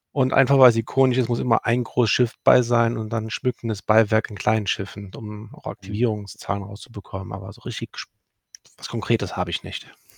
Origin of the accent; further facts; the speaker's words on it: Cologne, North Rhine-Westphalia, Germany; bin in gebürtiger Kölner und wohnhaft in Köln